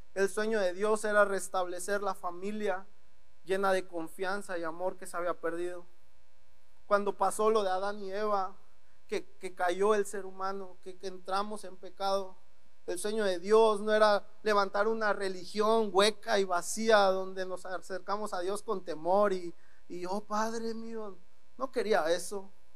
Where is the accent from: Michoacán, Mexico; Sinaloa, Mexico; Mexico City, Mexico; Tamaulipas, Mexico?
Tamaulipas, Mexico; Ciudad Victoria; moved away as an adult; now in Ensenada, Mexico; soy de Ciudad Victoria, Tamaulipas, llevo más o menos como un año, un mes, aquí en Ensenada